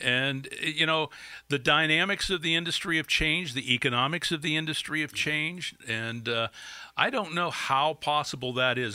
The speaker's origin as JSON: {"language": "English", "town": "Erie", "region": "Pennsylvania", "country": "United States", "tie": "born or raised there", "also_born_or_lived": "Oil City, Pennsylvania / New Jersey", "said": "I grew up in Erie. Uh, But before that, we lived, uh, in New Jersey for five years. I was born in Oil City, lived there till I was five. We moved to New Jersey till I was ten, and then we moved to Erie when I was ten"}